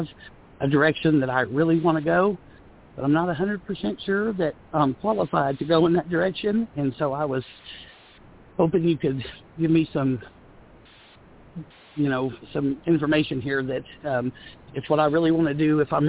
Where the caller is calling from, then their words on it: Oklahoma, United States; I'm calling from Oklahoma.